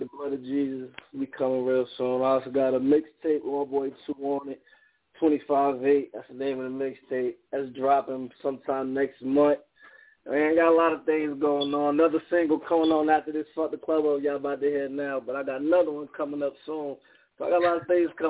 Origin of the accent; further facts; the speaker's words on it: New Jersey, United States; now in Fresno, United States; I'm in Cali, but I'm from Jersey.